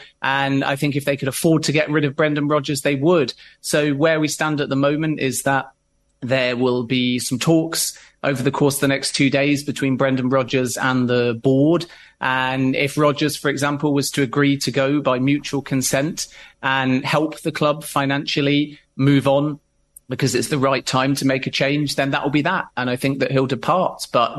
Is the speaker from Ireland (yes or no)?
no; Leicester, East Midlands, United Kingdom; as a person born and bred in Leicester and as a Leicester fan